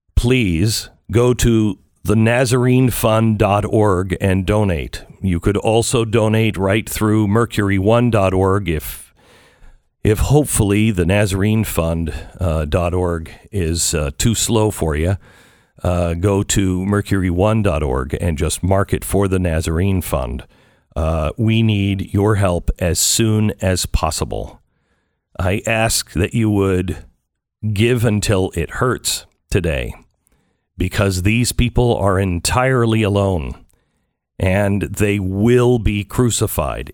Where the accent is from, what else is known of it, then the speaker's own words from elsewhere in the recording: United States; I'm an American